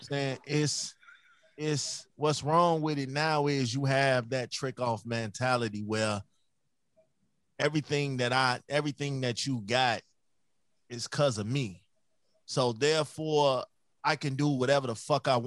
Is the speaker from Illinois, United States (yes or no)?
yes; Chicago, Illinois, United States; That's the kind of mentality I had growing up. Being I'm from Chicago.